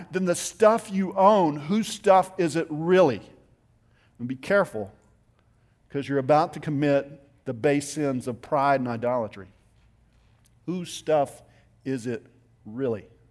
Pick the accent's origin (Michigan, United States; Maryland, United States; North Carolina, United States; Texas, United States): Texas, United States; Littlefield; I grew up in West Texas in a little town outside of Lubbock. It's called Littlefield